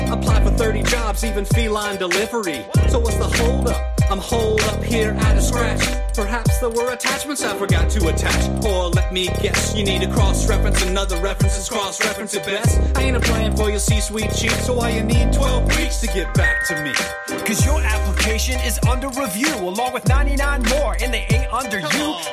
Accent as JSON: {"language": "English", "region": "Scotland", "country": "United Kingdom", "said": "from Scotland, the country which brought you electricity."}